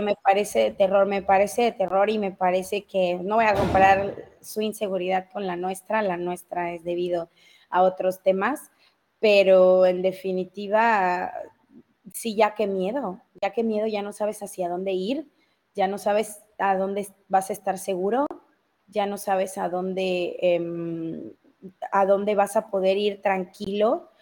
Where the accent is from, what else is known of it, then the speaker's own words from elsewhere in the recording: Mexico City, Mexico; accent: chilango; mi familia es mexicana, criada en México, nacida en México, yo soy mexicana